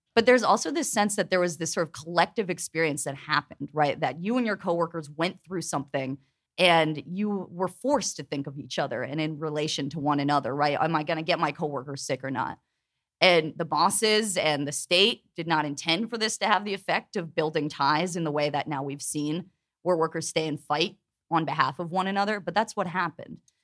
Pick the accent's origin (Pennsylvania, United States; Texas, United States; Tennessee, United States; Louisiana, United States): Pennsylvania, United States; Pittsburgh; I'm from Pittsburgh.